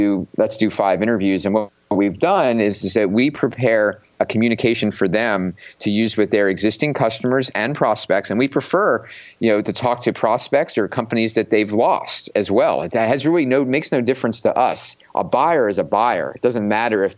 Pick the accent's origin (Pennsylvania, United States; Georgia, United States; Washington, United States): Pennsylvania, United States; Philadelphia; I'm from Philadelphia and have grown up kind of being a little bit cynical coming from that area